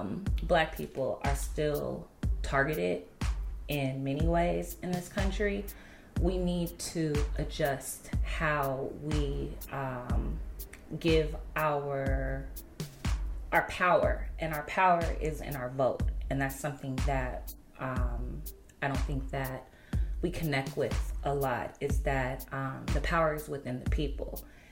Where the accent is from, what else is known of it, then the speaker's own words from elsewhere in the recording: United States; You don't need to say Black people, because it's American. You know what I'm saying? I'm American, so it's just automatically ingrained.